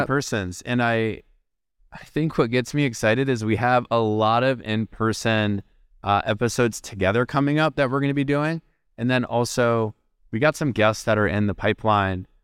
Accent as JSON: {"language": "English", "town": "Minneapolis", "region": "Minnesota", "country": "United States", "tie": "born or raised there", "said": "my hometown, Minneapolis"}